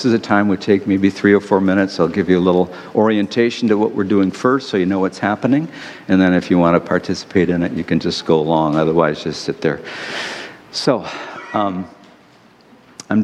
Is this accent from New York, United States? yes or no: no; Detroit, Michigan, United States; I'm from Detroit